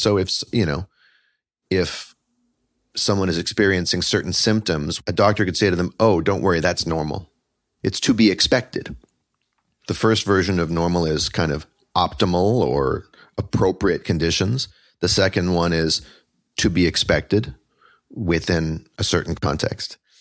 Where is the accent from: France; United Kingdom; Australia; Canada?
Canada; moved away as an adult; now in Brooklyn, United States; I am Canadian-born, but currently New York settled. I'm here in Brooklyn.